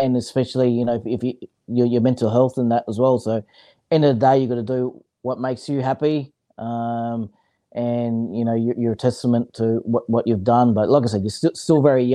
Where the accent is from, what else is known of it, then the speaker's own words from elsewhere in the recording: Brisbane, Queensland, Australia; moved away as an adult; also born or lived in Mackay / Sydney; I was originally, from Brisbane. I was a city boy